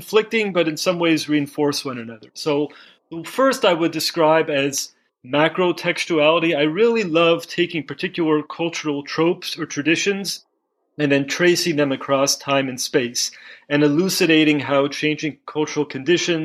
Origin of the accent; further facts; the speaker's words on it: Los Angeles, California, United States; also born or lived in Chicago / Boston / New Haven / Jerusalem; now in Phoenix, United States; I grew up in Los Angeles, lived in a lot of places.